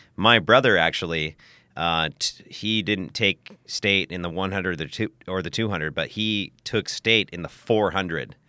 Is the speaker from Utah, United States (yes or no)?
yes; Salt Lake City, Utah, United States; accent: West Coast, Oregon, Californian; moved away as an adult; also born or lived in Portland, Oregon; now in Thailand; I was born in Salt Lake City, Utah, which is the capital of Utah